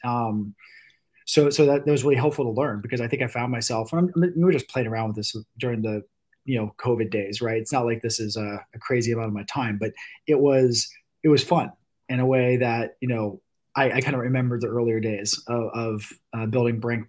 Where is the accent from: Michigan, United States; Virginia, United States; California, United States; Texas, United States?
Virginia, United States; Virginia Beach; I'm from, you know, born and raised in Virginia Beach, and I grew up doing the same stuff probably a lot of us did from people in this area